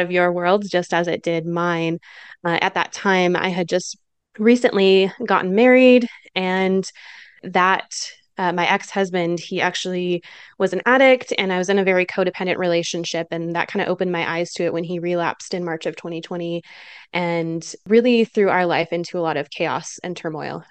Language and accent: English; Michigan, United States; now in Utah, United States; I'm originally from Michigan in the Midwest